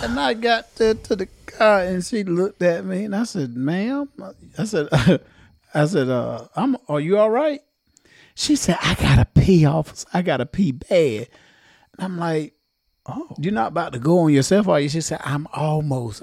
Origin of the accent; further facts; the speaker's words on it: Johnston County, North Carolina, United States; Us being from Johnston County